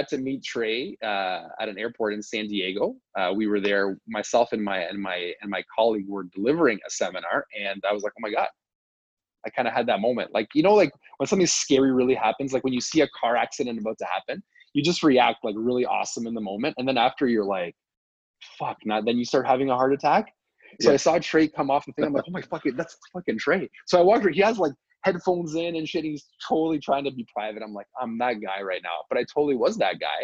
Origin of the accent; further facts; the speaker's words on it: Canada; we're Canadian